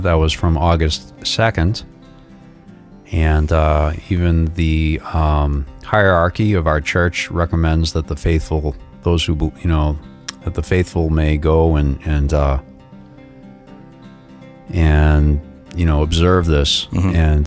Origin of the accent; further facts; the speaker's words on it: Boston, Massachusetts, United States; I grew up in Boston.